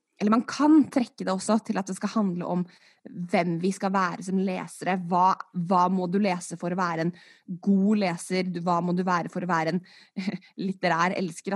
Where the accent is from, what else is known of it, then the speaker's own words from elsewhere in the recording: Norway; jeg skylder på dobbelt statsborgerskap, selv om jeg er født og oppvokst i Norge